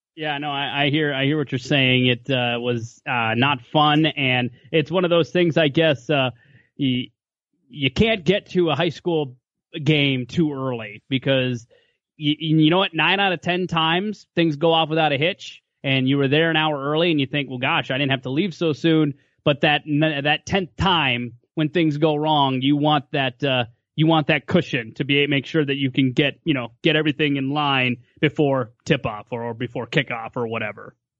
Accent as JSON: {"language": "English", "region": "Western Minnesota", "country": "United States", "also_born_or_lived": "Fargo, North Dakota", "moved": "yes", "said": "I'm from Western Minnesota originally, so I'm kinda close to home."}